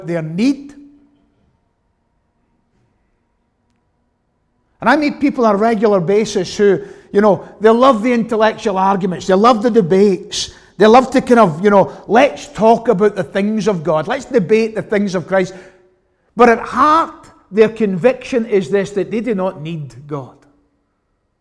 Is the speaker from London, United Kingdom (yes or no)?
no; Glasgow, Scotland, United Kingdom; growing up in the West End of Glasgow, as I did.